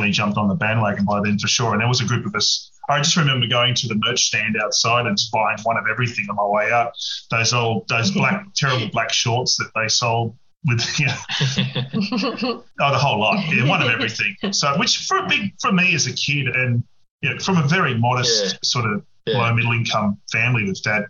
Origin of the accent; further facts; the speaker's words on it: Penrith, New South Wales, Australia; I grew up in Western Sydney at Penrith